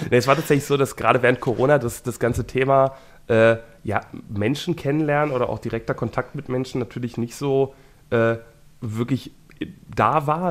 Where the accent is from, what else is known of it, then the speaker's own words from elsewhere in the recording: Wuppertal, North Rhine-Westphalia, Germany; ich bin in Wuppertal geboren und ich arbeite aber ganz viel in Bochum